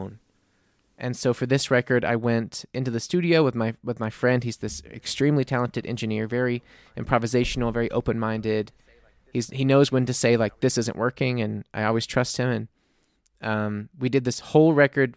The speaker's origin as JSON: {"language": "English", "town": "New Orleans", "region": "Louisiana", "country": "United States", "moved": "as an adult", "lives_now": "Munich, Germany", "said": "I'm from New Orleans"}